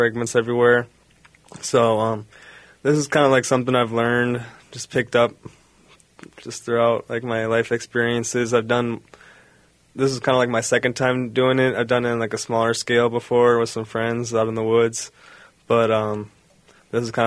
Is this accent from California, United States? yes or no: no; Milwaukee, Wisconsin, United States; I'm from the Milwaukee area